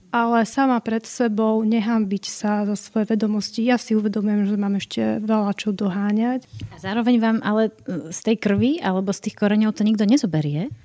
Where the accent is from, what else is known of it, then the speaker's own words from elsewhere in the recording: Komárno, Nitra Region, Slovakia; Keďže som sa narodila v Komárne, môj otec je Maďar, takže tá národnosť bola vždy veľmi blízka k maďarskému prostrediu.